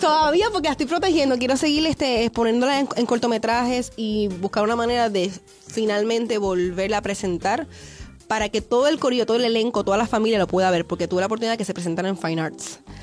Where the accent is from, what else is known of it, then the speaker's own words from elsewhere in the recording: Canóvanas, Puerto Rico; now in Santurce, Puerto Rico; yo soy de Puerto Rico, de Canóvanas. Realmente soy de Canóvanas. Estoy viviendo en Santurce actualmente.